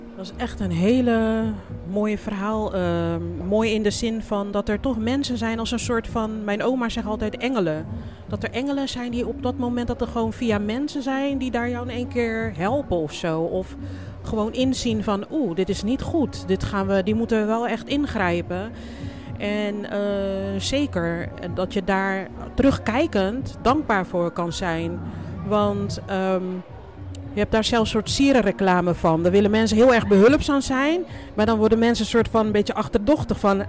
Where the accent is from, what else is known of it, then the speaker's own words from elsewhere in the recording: Groningen, Netherlands; now in Rotterdam, Netherlands; mijn kindertijd heb ik in Groningen doorgebracht